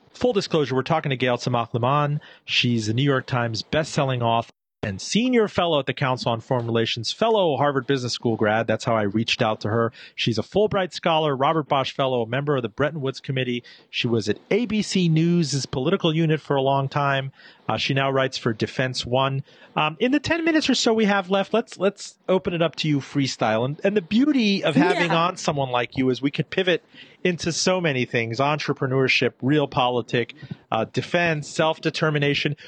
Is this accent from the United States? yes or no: no; Iran; I was born in Iran